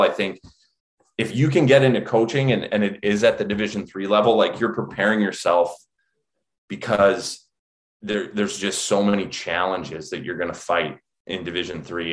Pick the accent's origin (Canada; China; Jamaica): Canada; Alberta; moved away as an adult; also born or lived in Minnesota / New England; now in United States; grew up in Alberta, and just like a lot of you know young Canadians